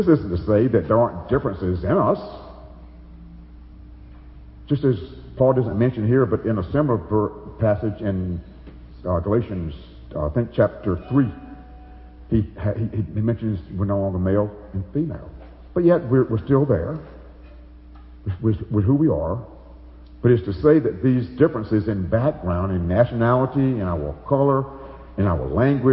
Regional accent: Alabama, United States; moved away as an adult; now in Chicago, United States; I was raised in Alabama. I'm a Southerner for so many years

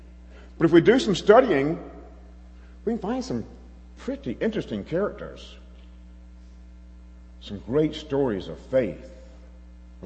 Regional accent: the South, United States; moved away as an adult; now in Chicago, United States; a Southerner. I was an American

